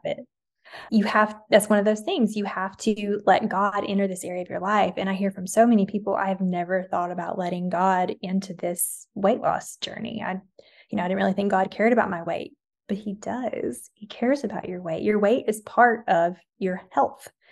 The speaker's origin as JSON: {"language": "English", "region": "the South", "country": "United States", "tie": "born or raised there", "said": "growing up in the South"}